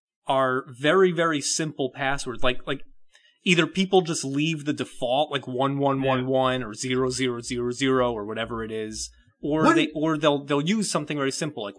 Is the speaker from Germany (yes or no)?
no; United Kingdom; I'm a British guy. I have no idea.